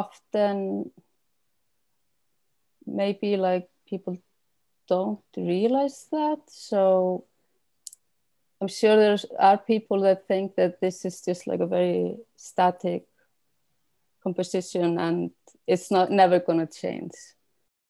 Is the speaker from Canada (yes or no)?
no; Iceland; moved away; I haven't lived in Iceland for like 20 years